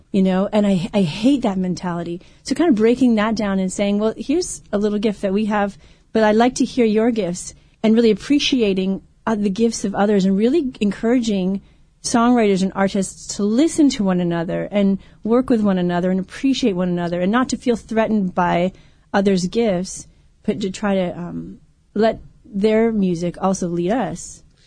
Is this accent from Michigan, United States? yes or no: no; Vermont, United States; moved away as an adult; also born or lived in Ohio; now in southern California, United States; my home state